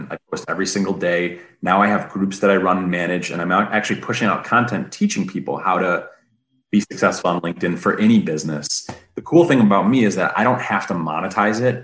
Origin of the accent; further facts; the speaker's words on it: Detroit, Michigan, United States; I'm from the Motor City, born and bred